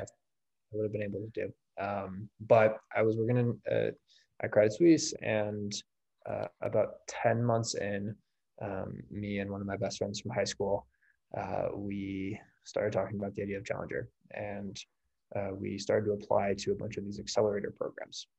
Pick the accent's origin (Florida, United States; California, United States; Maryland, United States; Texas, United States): California, United States; moved away; I grew up in California.